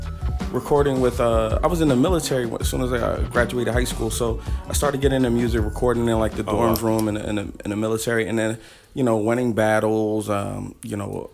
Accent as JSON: {"language": "English", "town": "Philadelphia", "region": "Pennsylvania", "country": "United States", "said": "I'm from Philly originally."}